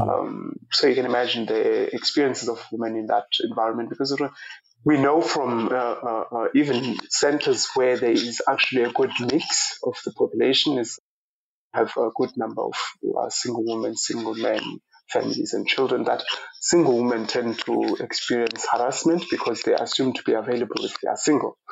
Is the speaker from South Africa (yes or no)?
yes; Eastern Cape, South Africa; moved away as an adult; now in Ireland; I was born in the Eastern Cape of South Africa and grew up in a uh, very rural part of the, the country